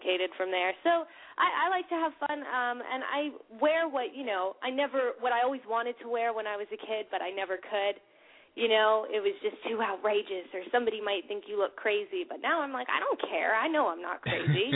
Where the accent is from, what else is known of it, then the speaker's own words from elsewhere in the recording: Vienna, Virginia, United States; also born or lived in West Hollywood; I'm from Vienna, Virginia